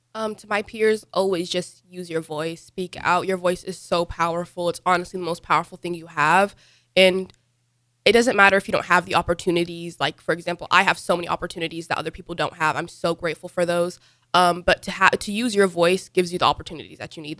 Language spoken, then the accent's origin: English; United States; also born or lived in Dubai / Sudan; I was born in Dubai, though, and then I was born in two thousand eight. My parents moved to America two thousand nine.